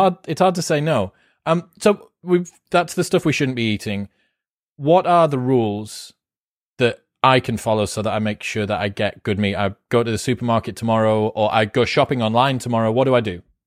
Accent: United Kingdom; I'm British

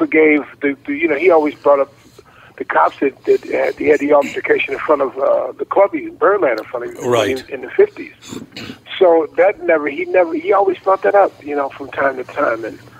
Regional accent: Chicago, Illinois, United States; I grew up in Chicago, Illinois.

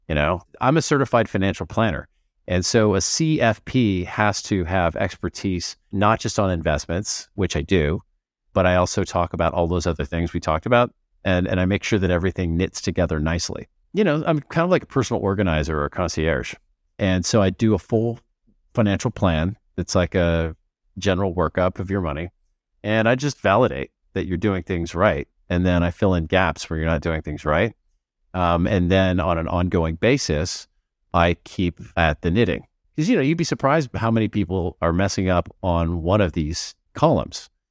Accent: United States; now in Portugal; as an American

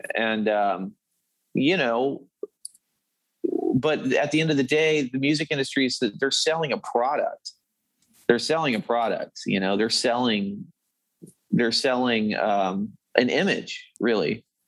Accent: Dallas, Texas, United States; I was born in Dallas

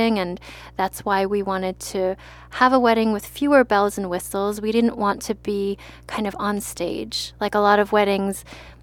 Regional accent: Maryland, United States; I'm from Maryland, so crab is very popular there

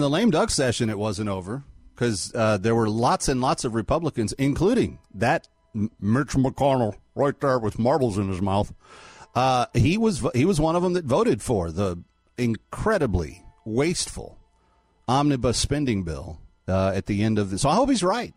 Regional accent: Fort Worth, Texas, United States; my hometown, Fort Worth

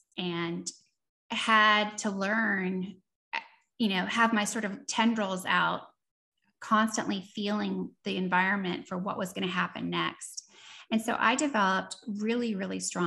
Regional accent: Seattle, Washington, United States; moved away as an adult; also born or lived in East Coast, United States / Austin, Texas / New Orleans, Louisiana; born on the East Coast, raised in Seattle

